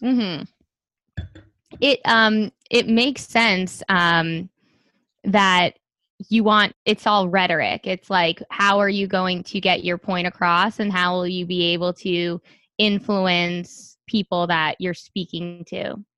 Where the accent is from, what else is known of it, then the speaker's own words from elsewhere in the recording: New York City, New York, United States; I'm from Staten Island